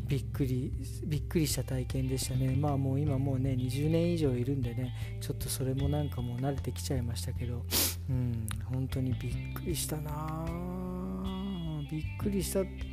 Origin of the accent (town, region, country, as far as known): Japan; moved away as an adult; also born or lived in Frankfurt, Germany; now in Germany